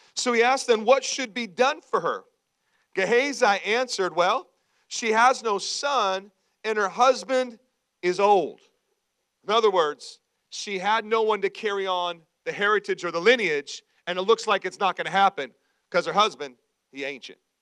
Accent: Washington, United States; also born or lived in Idaho; when I was real young, we lived in uh, uh, Idaho, tons of trees. We moved from Idaho to Washington State to the great Northwest

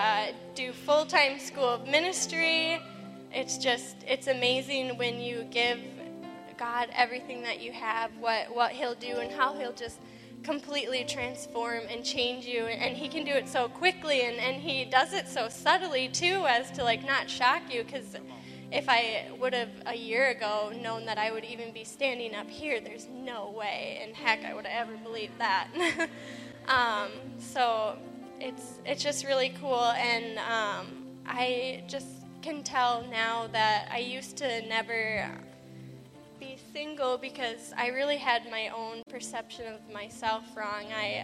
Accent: Minnesota, United States; Excuse the coat. I'm from Minnesota, but I'm still freezing right now.

